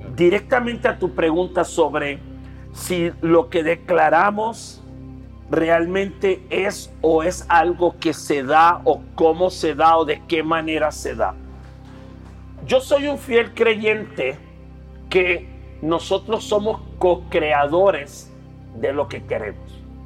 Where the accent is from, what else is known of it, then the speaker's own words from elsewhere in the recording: Puerto Rico; moved away as an adult; now in Mexico City, Mexico; soy de Puerto Rico, soy un boricua que vive en México